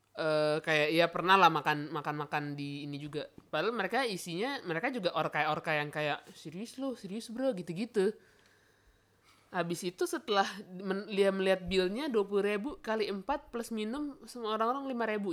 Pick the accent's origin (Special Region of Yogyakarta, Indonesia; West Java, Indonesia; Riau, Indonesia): West Java, Indonesia; Bandung; moved away; gua orang Bandung